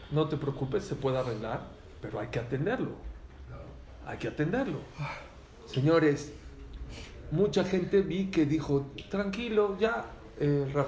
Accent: Venezuela; yo vengo de Venezuela, yo sé qué pasó.

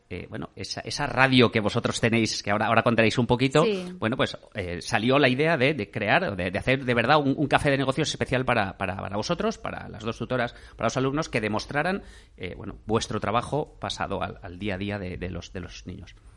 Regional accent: Valencia, Valencian Community, Spain

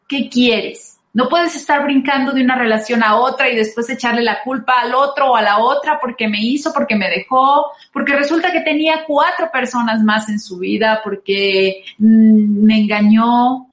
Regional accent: Rioverde, San Luis Potosí, Mexico; moved away as an adult; now in Mexico City, Mexico; soy de Río Verde, San Luis Potosí, pero los últimos 10 años antes de venirme a la Ciudad de México viví en San Luis Potosí

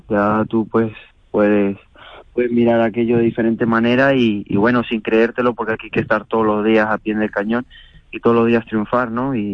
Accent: Venezuela; now in Escalona, Spain; Bueno, pues desde que llegué de Venezuela hace siete años, pues se unieron las circunstancias para, para con, con amigos y familiares que estaban en, en Escalona

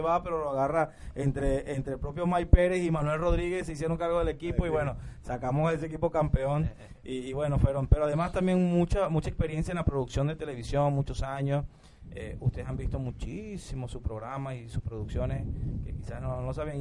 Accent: Venezuela; como venezolano

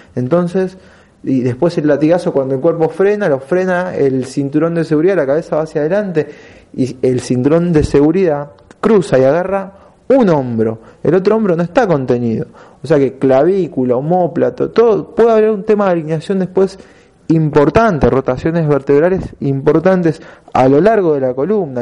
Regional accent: Argentina; nosotros como argentinos

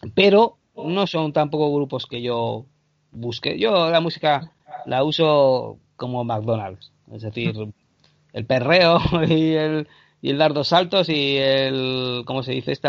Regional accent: Bilbao, Basque Country, Spain; also born or lived in Canary Islands; yo nací en Bilbao y a los tres años a mi padre le, le dijeron, oye, ¿por qué no te vas a Canarias?

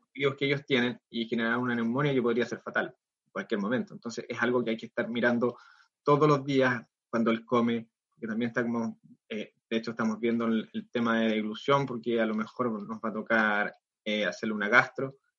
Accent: Concepción, Biobío, Chile; acá en Concepción, nosotros somos de Concepción

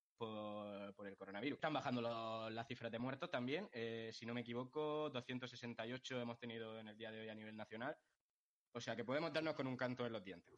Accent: Molina de Segura, Region of Murcia, Spain; mi pueblo, de Molina de Segura, porque de aquí solo salen cosas

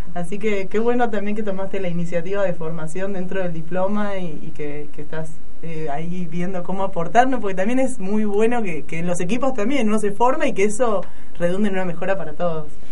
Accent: Buenos Aires, Argentina; moved away; Yo soy de Buenos Aires

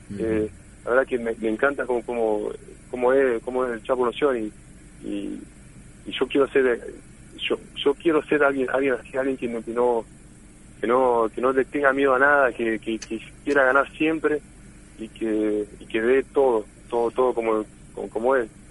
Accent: Argentina; que somos los argentinos

